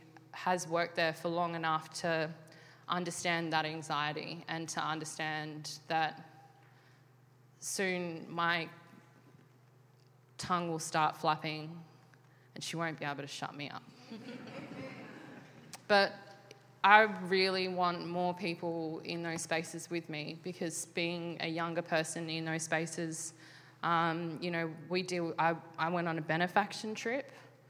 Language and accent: English; Australia; I'm 28, I'm gay, I'm female, I work in the arts, I'm Aboriginal, I'm Filipino, like Australia hates me.